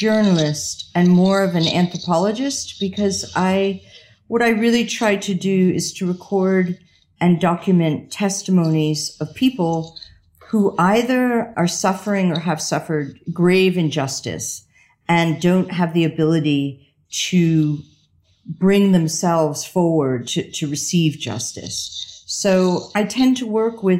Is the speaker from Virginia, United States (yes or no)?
no; New Jersey, United States; moved away as an adult; also born or lived in London, United Kingdom / Paris, France; I grew up in New Jersey and I went to a Catholic school